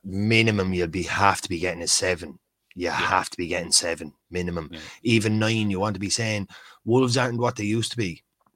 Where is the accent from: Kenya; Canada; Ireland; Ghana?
Ireland; Yeah, but we're Irish.